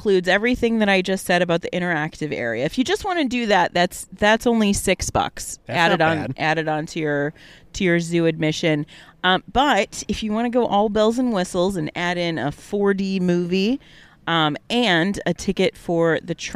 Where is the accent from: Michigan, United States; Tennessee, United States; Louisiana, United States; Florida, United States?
Michigan, United States; Detroit; born and raised in the Metro Detroit area